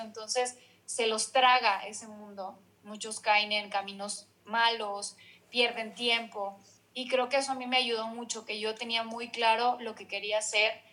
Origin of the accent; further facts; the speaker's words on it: Ciudad Victoria, Tamaulipas, Mexico; moved away as an adult; also born or lived in Mexico City; soy de Ciudad Victoria, Tamaulipas. Eh, a los 23 años me fui al CEA de Televisa